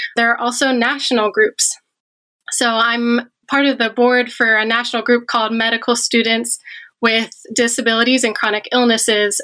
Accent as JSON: {"language": "English", "town": "Media", "region": "Pennsylvania", "country": "United States", "moved": "as an adult", "lives_now": "Michigan, United States", "said": "I'm from the Philadelphia area, a suburb of Philly called Media."}